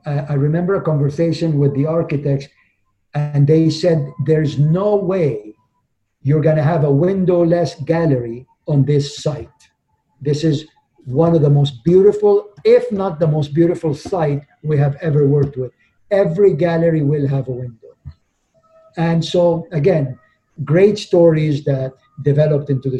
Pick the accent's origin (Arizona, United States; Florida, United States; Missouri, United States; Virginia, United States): Florida, United States; Miami; I'm from Miami